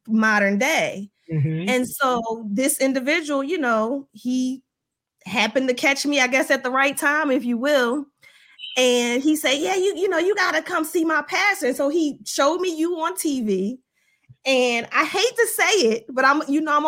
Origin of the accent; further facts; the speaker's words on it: Philadelphia, Pennsylvania, United States; moved away as an adult; now in Baltimore, United States; I'm originally from Philadelphia